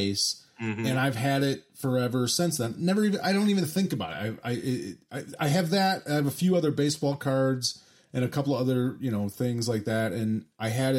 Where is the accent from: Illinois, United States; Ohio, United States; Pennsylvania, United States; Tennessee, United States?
Illinois, United States; Chicago; I grew up in Chicago in the 80s and 90s